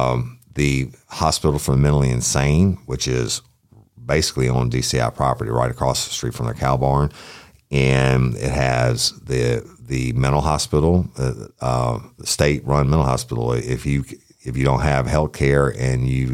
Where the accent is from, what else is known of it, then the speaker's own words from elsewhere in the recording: Clinton, Louisiana, United States; I was born and raised in Clinton when my grandfather was a judge